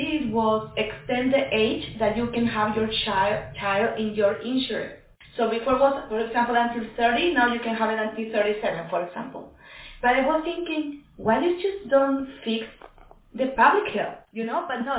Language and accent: English; Chile; English is a second language; that for me was so interesting because how similar we are from Chile.